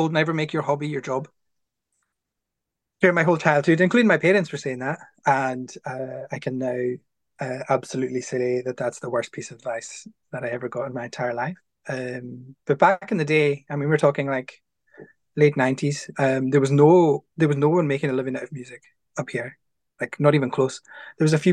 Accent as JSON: {"language": "English", "town": "Stornoway", "region": "Scotland", "country": "United Kingdom", "tie": "born or raised there", "said": "I grew up in town. I grew up in Stornoway, so I'm a townie."}